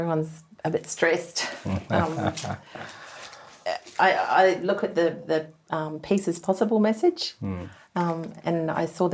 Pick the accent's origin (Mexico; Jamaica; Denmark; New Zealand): New Zealand; I'm a Kiwi